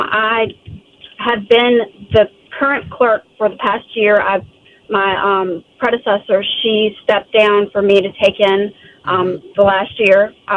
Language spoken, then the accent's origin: English; Goochland, Virginia, United States; I've been born and raised in Goochland